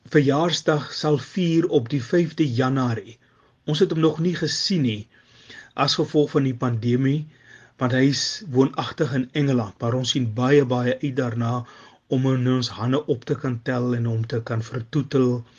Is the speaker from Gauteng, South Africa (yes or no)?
no; Upington, Northern Cape, South Africa; moved away as an adult; also born or lived in Eerste River, Cape Town; now in Cape Town, South Africa; Ek is oorspronklik van Appington. Ek het hier in Kaapstad kom studeer en het éventueel hier kom wortel skiet en my hier kom vestig